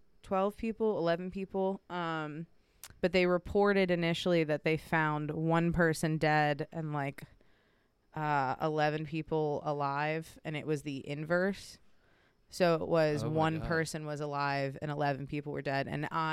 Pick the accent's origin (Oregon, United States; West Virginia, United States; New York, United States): West Virginia, United States; Weston; Yep, I'm from Weston.